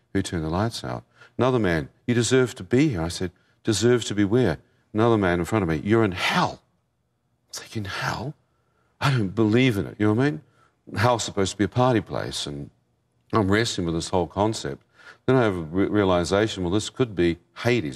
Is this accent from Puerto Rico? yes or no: no; New Zealand; I come from New Zealand, like Lord of the Rings country